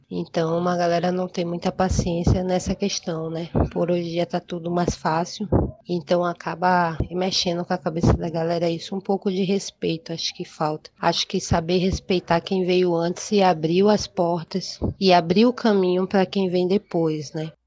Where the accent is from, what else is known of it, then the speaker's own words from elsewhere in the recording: Manaus, Amazonas, Brazil; moved away as an adult; also born or lived in Lábrea, Amazonas / São Paulo; now in Salvador, Brazil; sou natural de, do Amazonas, nasci no interior do Amazonas, em Lábrea, e cresci na cidade de Manaus, Amazonas